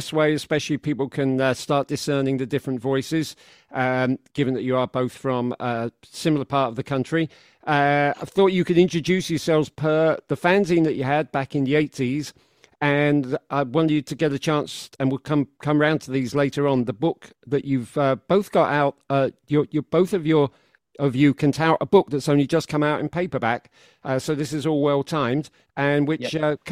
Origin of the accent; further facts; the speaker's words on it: London, United Kingdom; moved away as an adult; also born or lived in Yorkshire / Kingston / New York; born in Yorkshire, but obviously raised in London.